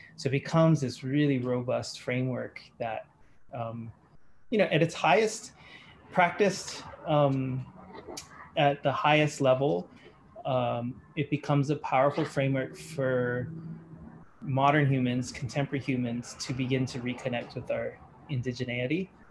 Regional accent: Australia; moved away; also born or lived in Hawaii; my teenage years, I grew up in Australia

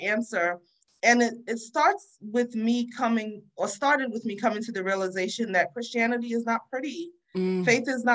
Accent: New Jersey, United States; also born or lived in Freetown, Sierra Leone; now in Baltimore, United States; I grew up in New Jersey. People make fun of my accent a lot

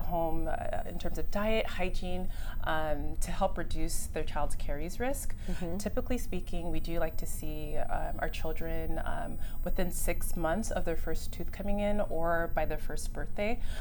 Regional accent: Los Angeles, California, United States; moved away as an adult; also born or lived in Stanford, California / Washington; now in Portland, United States; I grew up in LA area

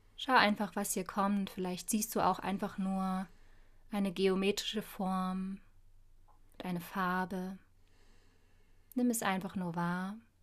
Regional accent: Dresden, Saxony, Germany; lebe hier in Dresden, wo ich auch tatsächlich geboren wurde, ist meine Geburtsstadt

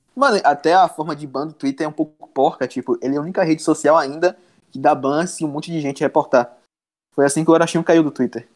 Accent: Feira de Santana, Bahia, Brazil; eu sou de Feira de Santana da Bahia.

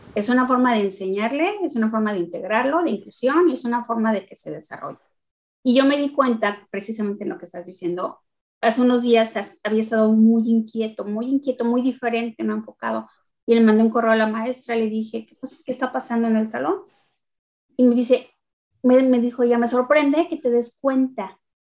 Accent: Mexico; moved away as an adult; also born or lived in Tennessee, United States; now in Dallas, United States; Yo soy mexicana, vivo en Estados Unidos desde hace 14 años.

